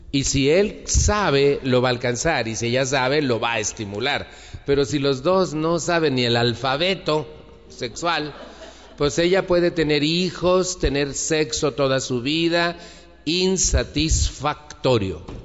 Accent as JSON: {"language": "Spanish", "country": "Mexico"}